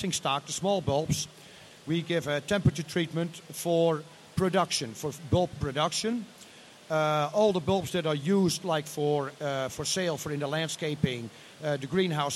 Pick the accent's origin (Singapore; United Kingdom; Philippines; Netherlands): Netherlands; moved away; I'm originally from the Netherlands